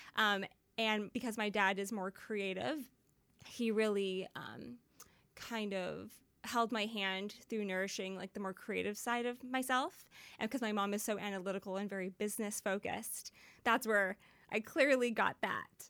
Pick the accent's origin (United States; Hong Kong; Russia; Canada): Canada; Surrey, British Columbia; also born or lived in Vancouver; I grew up in Surrey, technically. But most of my career happened in Vancouver